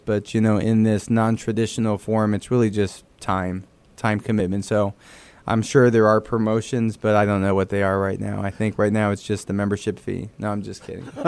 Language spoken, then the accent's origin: English; San Antonio, Texas, United States; first language Spanish; English is a second language; also born or lived in Dallas, Texas; grew up in San Antonio